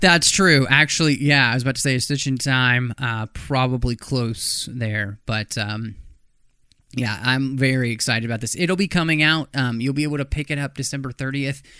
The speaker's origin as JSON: {"language": "English", "town": "Dallas", "region": "Texas", "country": "United States", "tie": "born or raised there", "also_born_or_lived": "Minnesota", "moved": "yes", "said": "I grew up in Dallas"}